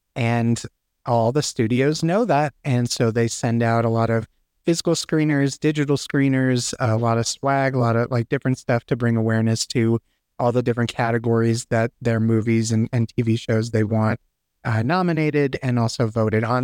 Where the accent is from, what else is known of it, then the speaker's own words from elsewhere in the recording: California, United States; also born or lived in Texas; now in Colorado, United States; I'm from California originally and moved to Texas